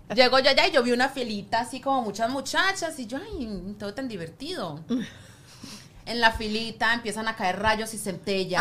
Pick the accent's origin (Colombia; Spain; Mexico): Colombia; now in United States; colombiana, tú sabes que acá los colombianos